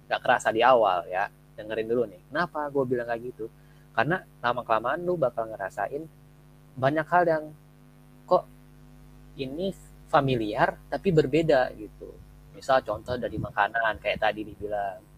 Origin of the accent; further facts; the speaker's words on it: Aceh, Indonesia; now in Malaysia; feel ya kampung gua lah ya karena kampung gua nah, Aceh juga kan feelnya kayak pulang kampung gitu